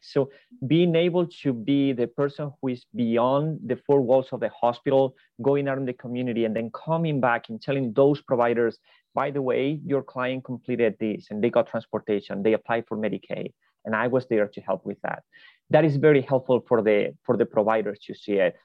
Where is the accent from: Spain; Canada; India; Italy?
Spain; moved away as an adult; now in United States; I am originally from Spain